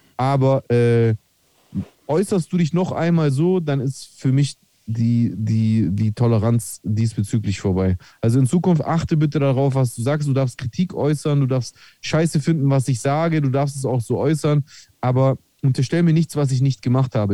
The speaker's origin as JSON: {"language": "German", "country": "Greece", "said": "als Grieche"}